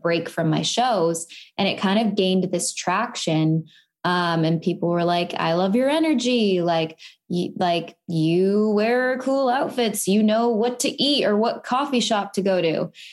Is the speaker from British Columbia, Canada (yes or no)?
yes; Vancouver, British Columbia, Canada; moved away as an adult; now in United States; I am from Vancouver, Canada